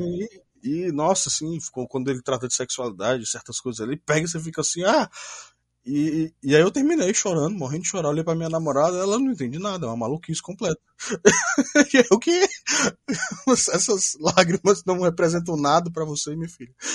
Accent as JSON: {"language": "Portuguese", "region": "Ceará", "country": "Brazil", "said": "sou aqui do Ceará"}